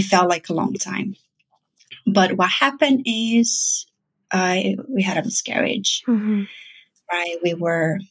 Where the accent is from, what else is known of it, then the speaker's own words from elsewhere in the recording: Brazil; moved away as an adult; now in New York, United States; I'm originally from Brazil.